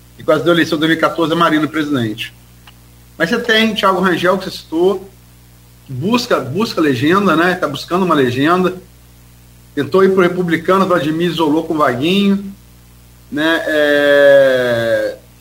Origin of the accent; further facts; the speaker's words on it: Campos dos Goytacazes, Rio de Janeiro, Brazil; also born or lived in Niterói; nasci em Niterói, mas fui criado desde uma unidade aqui em Campos